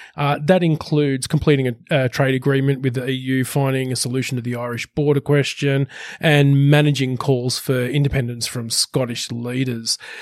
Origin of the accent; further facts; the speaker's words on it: Sydney, New South Wales, Australia; Western Sydney represent my hometown